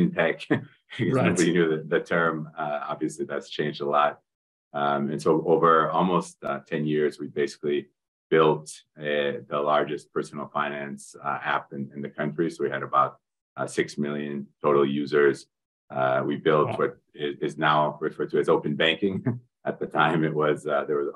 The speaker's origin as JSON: {"language": "English", "country": "United States", "also_born_or_lived": "Europe", "moved": "as an adult", "lives_now": "Brazil", "said": "I'm actually originally from the United States"}